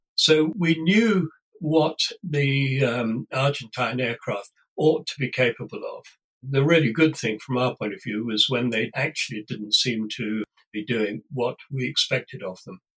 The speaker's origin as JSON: {"language": "English", "area": "Warwickshire", "region": "West Midlands", "country": "United Kingdom", "tie": "born or raised there", "said": "I was brought up in Warwickshire in the centre of England."}